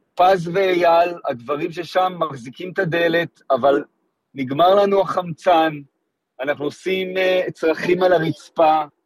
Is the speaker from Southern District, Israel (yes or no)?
yes; Kfar Aza, Southern District, Israel; נולדתי וגדלתי בקיבוץ כפר עזה